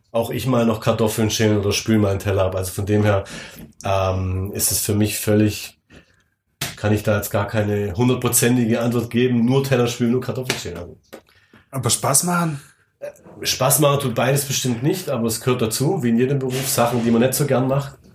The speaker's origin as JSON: {"language": "German", "region": "Baden-Württemberg", "country": "Germany", "said": "Wenn du mich als Schwabe frägst"}